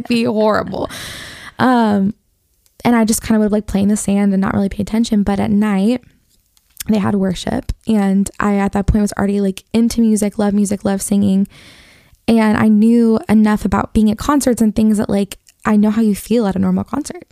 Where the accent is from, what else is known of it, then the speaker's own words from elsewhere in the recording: Detroit, Michigan, United States; I grew up in Detroit